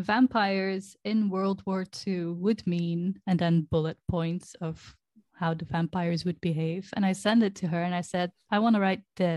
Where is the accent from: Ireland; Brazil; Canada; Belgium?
Belgium; English is a second language; I'm Belgian.